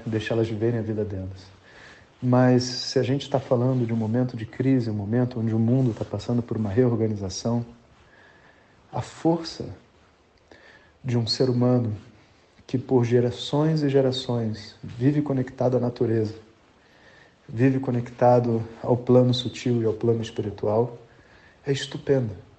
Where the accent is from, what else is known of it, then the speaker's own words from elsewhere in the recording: Brazil; nós, como brasileiros